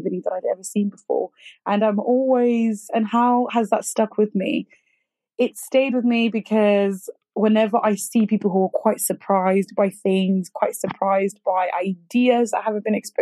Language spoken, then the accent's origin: English; Zimbabwe; I was born in Zimbabwe. And I remember I grew up in a small city / town